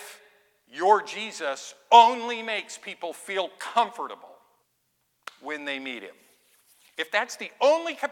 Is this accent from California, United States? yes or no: yes; Oildale, California, United States; I'm from Oildale. My grandma lived behind … ma